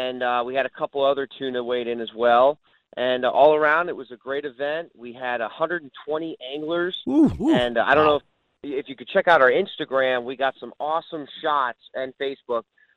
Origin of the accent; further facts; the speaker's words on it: New Jersey, United States; New Jersey, my home state